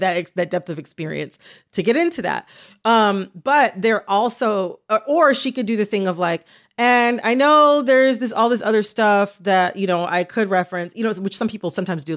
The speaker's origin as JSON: {"language": "English", "country": "United States", "said": "as an American"}